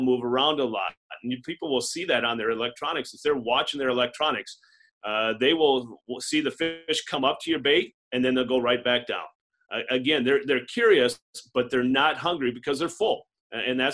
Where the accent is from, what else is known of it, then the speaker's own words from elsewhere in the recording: Adrian, Minnesota, United States; also born or lived in Wisconsin; now in Sioux Falls, United States; I'm a native of Southwest Minnesota. I grew up in Adrian, which is in Southwest Minnesota